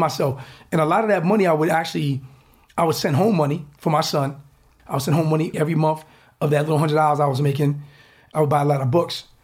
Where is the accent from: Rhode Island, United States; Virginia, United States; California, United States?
Rhode Island, United States; Newport; moved away as an adult; now in Silicon Valley, United States